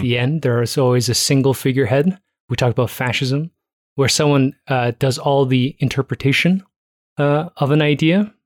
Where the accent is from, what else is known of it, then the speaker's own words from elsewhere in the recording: Toronto, Ontario, Canada; I was born in Toronto